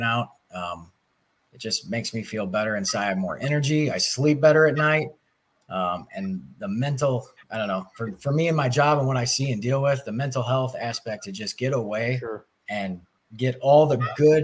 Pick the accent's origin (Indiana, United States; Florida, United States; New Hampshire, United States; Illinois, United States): Illinois, United States; Belleville; I grew up in Belleville all my life